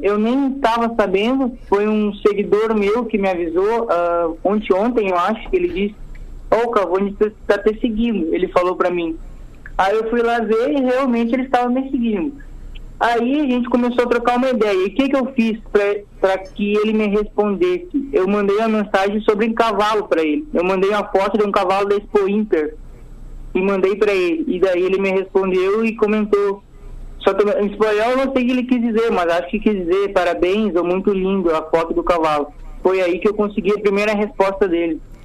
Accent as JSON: {"language": "Portuguese", "town": "Santa Cruz do Sul", "region": "Rio Grande do Sul", "country": "Brazil", "said": "sou de Santa Cruz do Sul"}